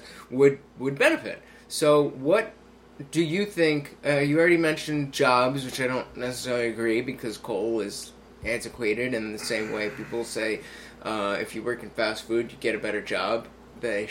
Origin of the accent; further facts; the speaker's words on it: New Jersey, United States; we're from Jersey, so Christie's our governor